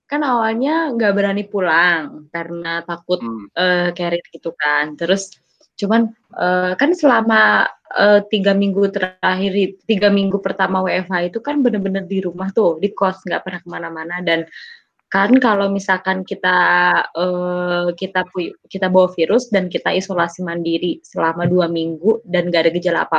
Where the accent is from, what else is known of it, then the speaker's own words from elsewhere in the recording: Jakarta, Indonesia; Karena Pak RW tahu gitu loh kalau kalau aku dari Jakarta